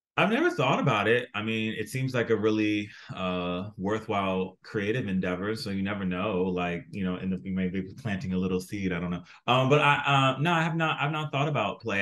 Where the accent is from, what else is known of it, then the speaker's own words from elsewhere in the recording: South Florida, United States; I grew up in South Florida